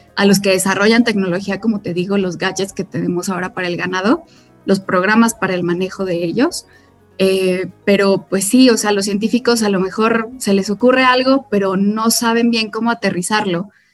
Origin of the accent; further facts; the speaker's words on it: Mexico; soy ganadera mexicana, soy quinta generación